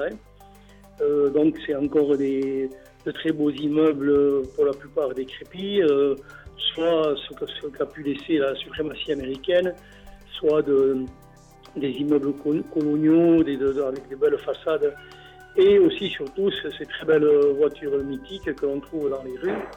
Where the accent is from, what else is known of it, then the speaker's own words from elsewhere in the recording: Bayonne, Nouvelle-Aquitaine, France; j'expose à nouveau chez moi à Bayonne. Nul n'est prophète en son pays. J'ai beaucoup exposé à l'étranger, à Paris notamment, qui n'est pas l'étranger, mais euh, hors de ma ville.